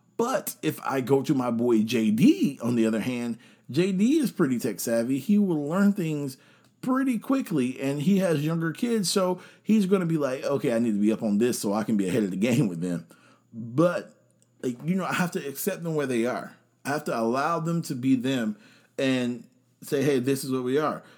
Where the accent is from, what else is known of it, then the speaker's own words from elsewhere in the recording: North Carolina, United States; I'm here from North Carolina